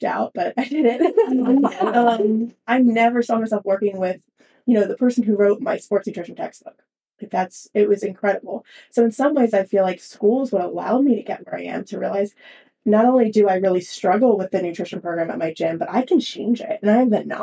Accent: Philadelphia, Pennsylvania, United States; I'm from Philadelphia originally

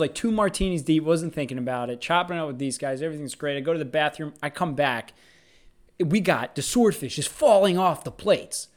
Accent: United States; us Americans

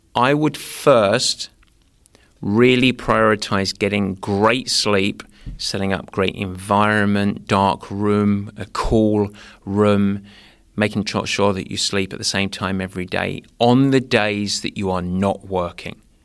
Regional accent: England, United Kingdom; moved away; growing up in England

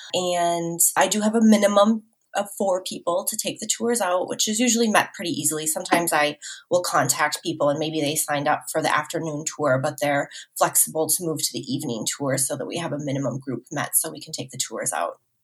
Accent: Minnesota, United States; moved away as an adult; now in San Luis Obispo, United States; I am actually from Minnesota, hyper rural Minnesota to be exact

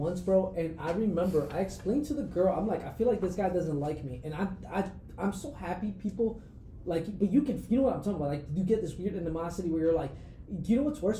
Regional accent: New York, United States; I grew up in New York, bro.

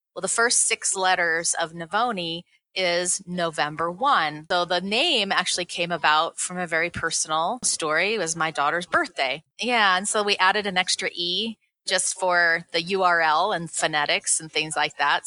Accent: Seattle, Washington, United States; now in Colorado, United States; i grew up in seattle

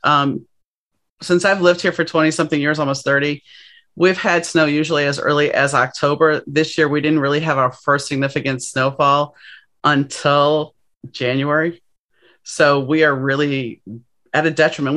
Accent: New Orleans, Louisiana, United States; moved away; growing up in New Orleans

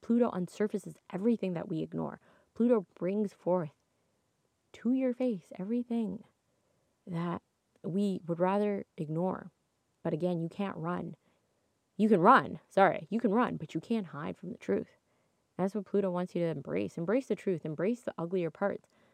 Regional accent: Toronto, Ontario, Canada; I'm from Toronto. And so, where I, I, born and raised in Toronto, true blue Toronto girl.

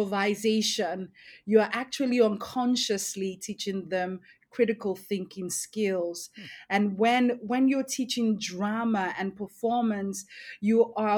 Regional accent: Lagos, Nigeria; also born or lived in Edo State; Growing up in one of the largest cities in the world, Lagos State

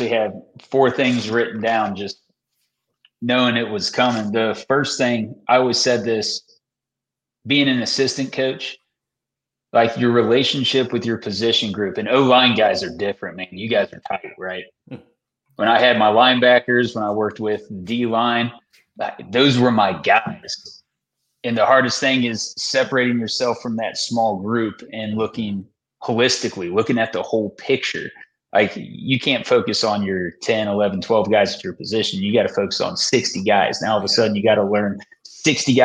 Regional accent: Dayton, Ohio, United States; I grew up in the Dayton area.

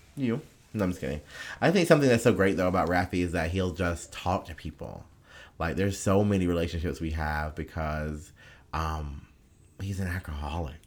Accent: United States; as an American

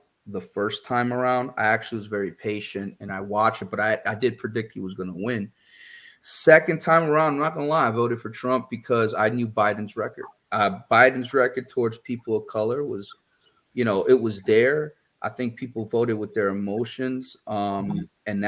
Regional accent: Perth Amboy, New Jersey, United States; also born or lived in Hoboken, New Jersey / New Orleans, Louisiana; now in Houston, United States; I was born in Hoboken, but my hometown is Perth Amboy

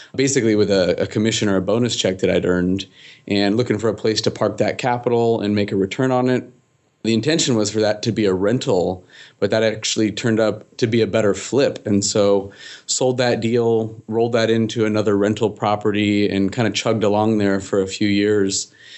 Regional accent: Seattle, Washington, United States; originally, I'm from Seattle

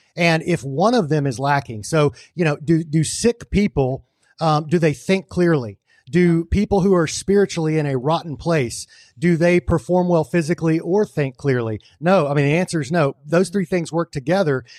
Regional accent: United States; I'm a Christian, I'm an American, I'm a man, and I'm a patriot.

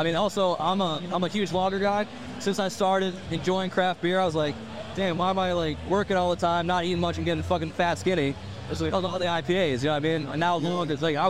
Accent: Massachusetts, United States; now in Burlington, United States; I'm from Massachusetts.

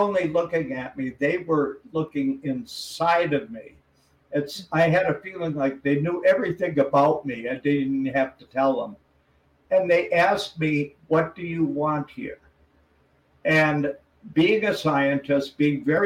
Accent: Wisconsin, United States; moved away; where I grew up in Wisconsin

